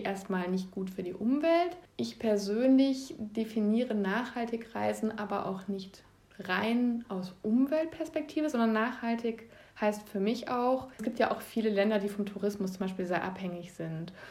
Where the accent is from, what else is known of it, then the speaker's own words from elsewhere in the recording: Ostwestfalen-Lippe, North Rhine-Westphalia, Germany; hier in meiner Heimatregion